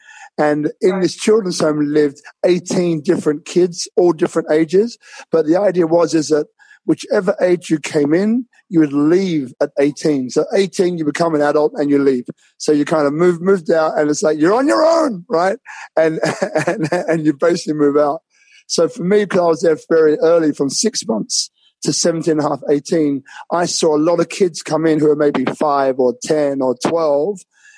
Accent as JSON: {"language": "English", "region": "London", "country": "United Kingdom", "tie": "born there", "said": "So I was born in London, as I think I told you before, and I had a different upbringing to most. So my parents came from Jamaica, so I've got a Jamaican background as well."}